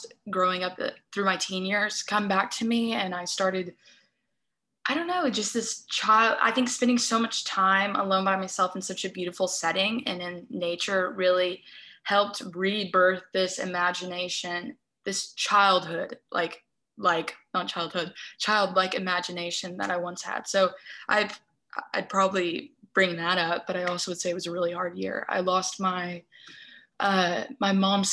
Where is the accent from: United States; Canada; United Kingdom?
United States; Austin, Texas; also born or lived in New Hampshire; now in Dallas, United States; I grew up in Austin. My family moved us to Dallas. That's where I'm from.